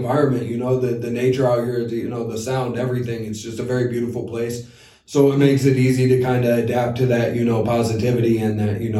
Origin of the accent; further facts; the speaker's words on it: Ohio, United States; moved away as an adult; also born or lived in Los Angeles; now in Washington, United States; I'm originally from Ohio. You know, I've been out here for 5 years